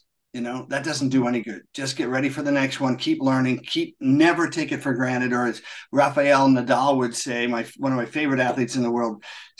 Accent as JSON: {"language": "English", "region": "England", "country": "United Kingdom", "tie": "born or raised there", "also_born_or_lived": "Munich, Delaware, United States", "said": "And so I was born in Munich, only lived there for less than a year, then came back to England when I was 9. And that was 1965."}